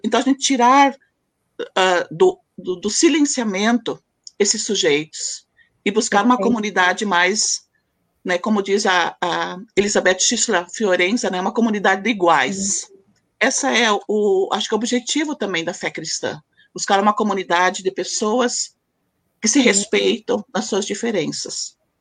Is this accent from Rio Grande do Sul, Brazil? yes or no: yes; Candelária, Rio Grande do Sul, Brazil; eu sou natural de Candelária, Rio Grande do Sul